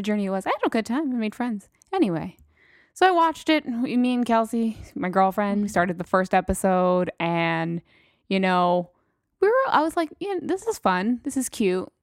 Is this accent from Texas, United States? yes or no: yes; El Paso, Texas, United States; I'm from fucking Texas, so El Paso, Texas